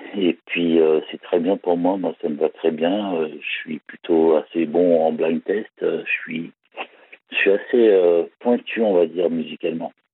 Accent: Val d'Oise, Île-de-France, France; also born or lived in Paris; je suis né, je suis né en Galéba, dans le Val d'Oise, et j'ai habité aussi à Paris

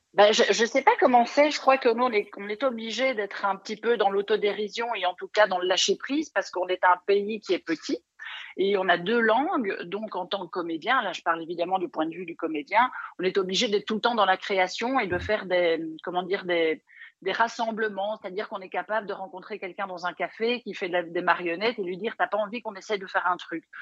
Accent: Belgium; accent: Belgian; je suis belge

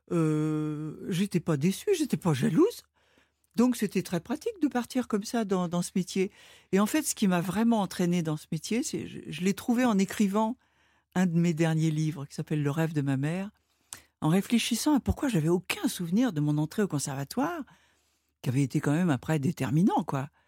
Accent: Rouen, Normandy, France; moved away; j'ai grandi à Rouen.

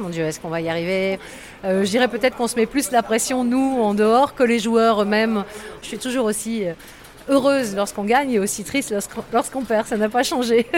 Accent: Lambersart, Hauts-de-France, France; j'ai grandi à Lambersart

